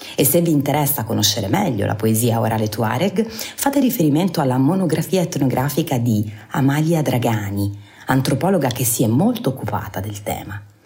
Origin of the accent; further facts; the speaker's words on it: Apulia, Italy; essendo io pugliese è chiaro che eh, insomma mh, mm, ci sono proprio un po' cresciuta